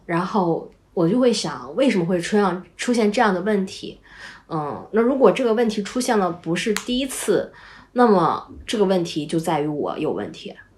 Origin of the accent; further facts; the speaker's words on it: Northeast China, China; 我们家就是东北嘛